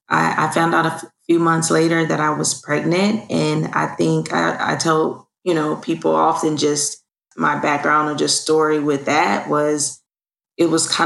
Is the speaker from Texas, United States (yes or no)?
yes; Fort Worth, Texas, United States; Well, I'm originally from Fort Worth, Texas. I come from a military background.